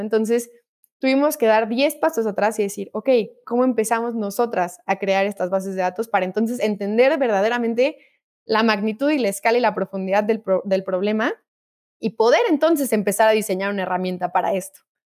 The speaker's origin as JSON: {"language": "Spanish", "country": "Mexico", "said": "como mexicanos"}